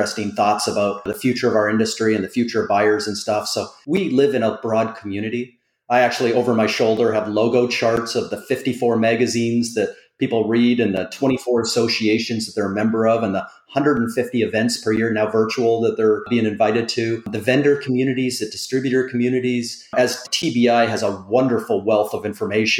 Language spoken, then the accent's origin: English; Canada; as a Canadian